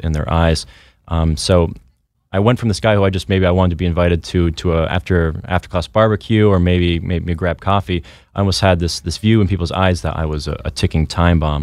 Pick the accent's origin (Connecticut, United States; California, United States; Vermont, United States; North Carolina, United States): Vermont, United States; born and raised in Vermont.